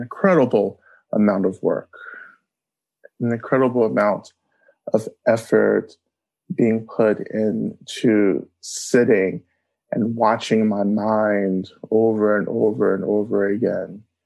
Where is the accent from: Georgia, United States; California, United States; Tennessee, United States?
Georgia, United States; North; I grew up in North Georgia on Cherokee um, and Creek land